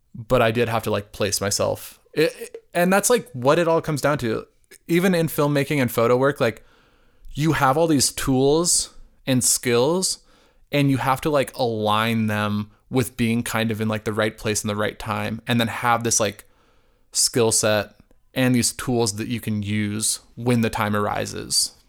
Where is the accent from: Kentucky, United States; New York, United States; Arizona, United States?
Arizona, United States; growing up in Arizona, my family was like you know, like lower class